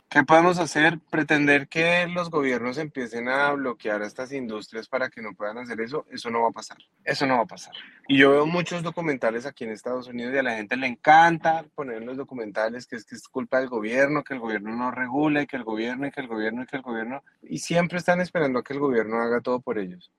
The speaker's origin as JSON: {"language": "Spanish", "country": "Colombia", "moved": "yes", "lives_now": "United States", "said": "yo soy colombiano"}